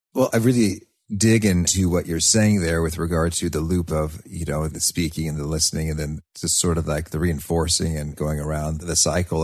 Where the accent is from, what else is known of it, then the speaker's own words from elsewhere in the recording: United States; as an American